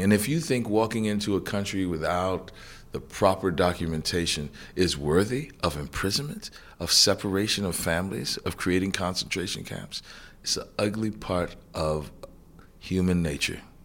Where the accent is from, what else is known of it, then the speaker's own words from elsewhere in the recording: New Orleans, Louisiana, United States; I was born and raised in New Orleans, Louisiana, which is, uh, the deep South